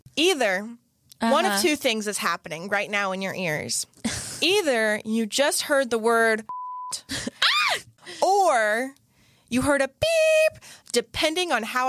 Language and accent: English; Florida, United States; as a Floridian